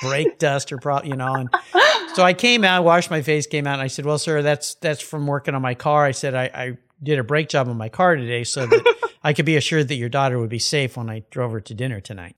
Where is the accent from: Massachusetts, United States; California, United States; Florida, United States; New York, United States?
California, United States; San Diego; I grew up down in San Diego, we had this thing called shop class.